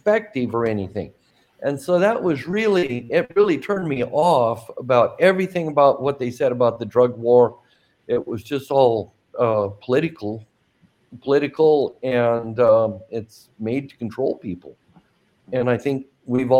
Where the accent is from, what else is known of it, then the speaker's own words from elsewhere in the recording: Ontario, Oregon, United States; my hometown, Ontario, Oregon